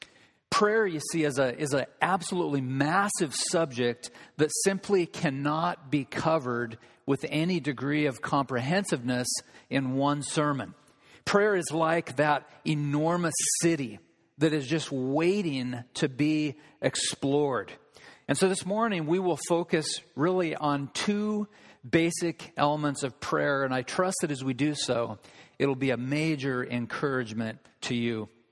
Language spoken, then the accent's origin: English; Olympia, Washington, United States; Carl's been training down in a city that I grew up in Olympia.